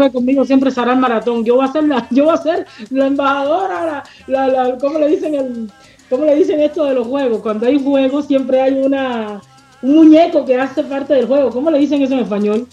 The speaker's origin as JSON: {"language": "Spanish", "country": "Cuba", "first_language": "Spanish", "moved": "as an adult", "lives_now": "Montreal, Canada", "said": "como cubana"}